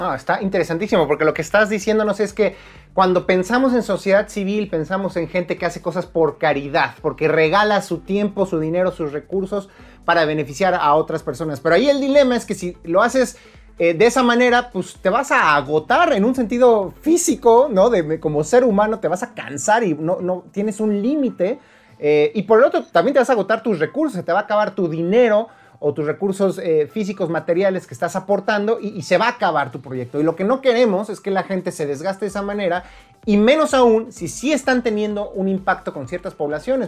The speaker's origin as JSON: {"language": "Spanish", "country": "Mexico", "said": "como mexicano"}